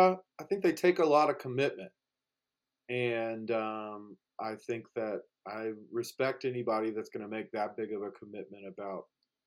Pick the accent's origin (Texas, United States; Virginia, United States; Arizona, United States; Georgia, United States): Georgia, United States; now in Colorado, United States; growing up in Georgia, didn't have much use for them, but when you're out on the ski slopes here in Colorado